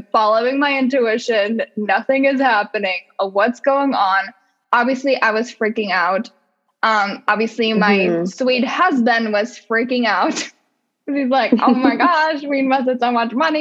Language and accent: English; Czechia; English is a second language; moved away as an adult; now in United States; growing up in the Czech Republic, and like I was there until I was 24, and then I moved to the US.